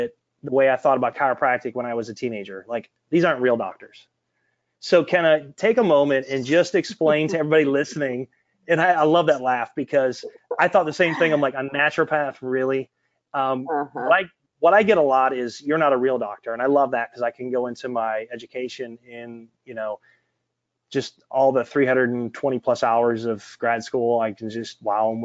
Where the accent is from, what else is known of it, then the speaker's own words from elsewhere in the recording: Detroit, Michigan, United States; growing up in Detroit